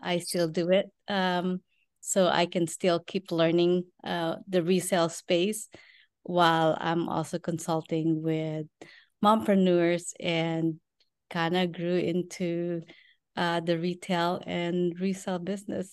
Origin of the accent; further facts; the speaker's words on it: Philippines; moved away as an adult; now in Texas, United States; I was born and raised in the Philippines. We live in Texas now.